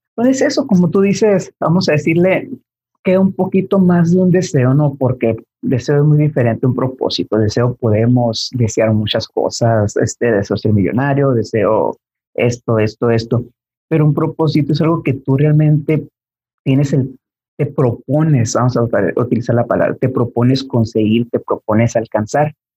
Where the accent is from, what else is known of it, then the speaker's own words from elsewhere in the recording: Mexico; al menos como mexicanos